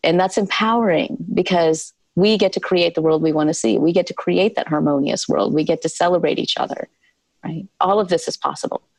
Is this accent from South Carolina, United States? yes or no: yes; South Carolina, United States; born or raised there